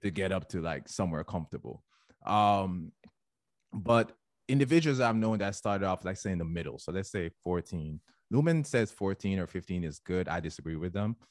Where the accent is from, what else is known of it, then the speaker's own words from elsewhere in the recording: Jamaica; now in United States; I'm Jamaican